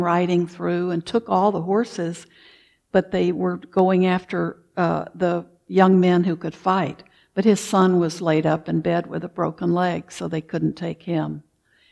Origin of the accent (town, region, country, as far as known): the South, United States; born or raised there; moved away; also born or lived in Wisconsin